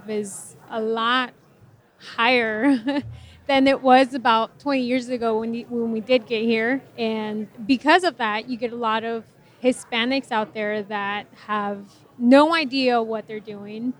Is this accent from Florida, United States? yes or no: yes; Florida, United States; born or raised there; also born or lived in Mexico